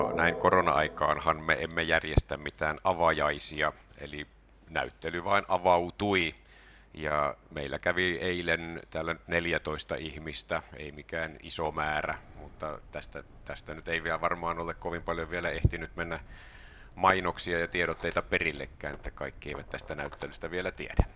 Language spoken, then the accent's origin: Finnish; Tampere, Pirkanmaa, Finland; moved away as an adult; also born or lived in Turku; now in Kajaani, Finland; mä oon Tampereella asunut lapsuuteni ja sitten opiskeluajan Turussa